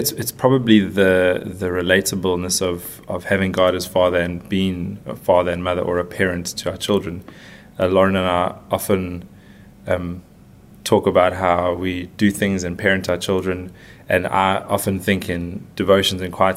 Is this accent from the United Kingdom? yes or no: no; South Africa; moved away as an adult; now in Dubai, United Arab Emirates; we're from South Africa